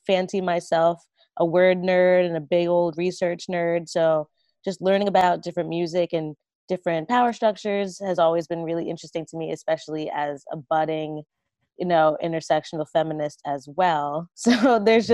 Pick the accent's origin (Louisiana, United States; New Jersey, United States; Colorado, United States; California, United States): New Jersey, United States; Jersey Shore; I grew up on the Jersey Shore